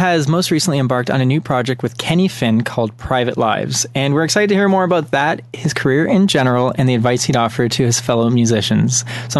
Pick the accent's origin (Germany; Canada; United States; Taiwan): Canada; from Canada